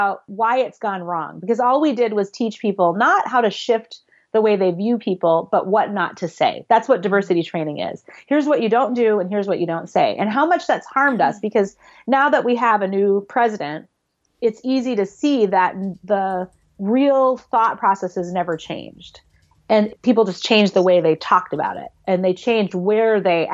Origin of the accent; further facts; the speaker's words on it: Minneapolis, Minnesota, United States; I grew up in the Twin Cities, Minneapolis, St. Paul, in Minnesota